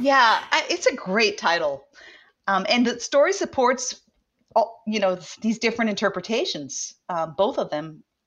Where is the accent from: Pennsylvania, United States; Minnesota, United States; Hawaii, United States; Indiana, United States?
Hawaii, United States; somebody who grew up in Hawaii